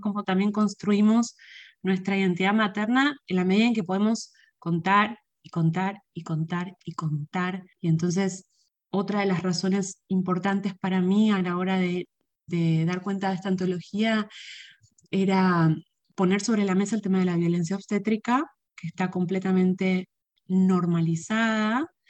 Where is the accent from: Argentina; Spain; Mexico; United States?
Argentina; moved away as an adult; now in Puerto Rico; yo me crié en Argentina